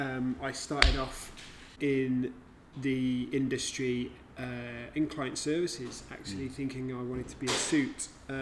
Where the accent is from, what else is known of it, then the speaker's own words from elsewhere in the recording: Lincolnshire, East Midlands, United Kingdom; moved away as an adult; also born or lived in Yorkshire / Australia / New Zealand; now in Glasgow, United Kingdom; So I was born in Yorkshire, grew up in Lincolnshire, moved around a bit and spent some time overseas since uni, and now live in Glasgow.